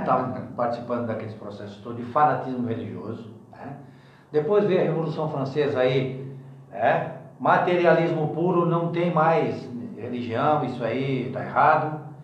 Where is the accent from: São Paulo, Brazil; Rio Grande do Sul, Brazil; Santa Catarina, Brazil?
Santa Catarina, Brazil; Criciúma; nasci em Criciúma